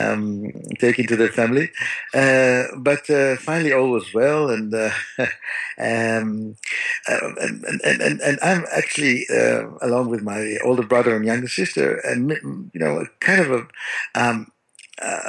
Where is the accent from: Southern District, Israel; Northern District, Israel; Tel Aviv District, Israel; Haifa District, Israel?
Tel Aviv District, Israel; Tel Aviv; I grew up in Tel Aviv